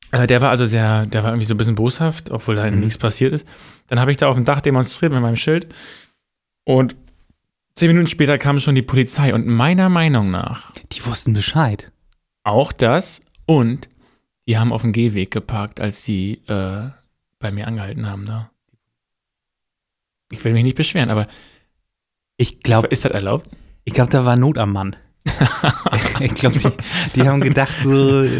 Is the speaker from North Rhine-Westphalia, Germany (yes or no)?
no; Bützow, Mecklenburg-Vorpommern, Germany; Ich komme ja aus Bützow, ne?